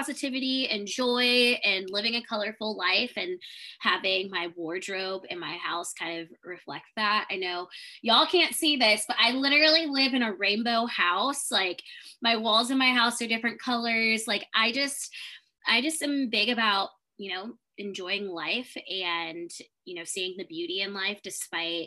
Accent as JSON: {"language": "English", "town": "Columbus", "region": "Ohio", "country": "United States", "moved": "as an adult", "lives_now": "Houston, United States", "said": "I am originally from Columbus, Ohio, so originally a Midwest girl, but I have been living in Houston, Texas for the past 7 years"}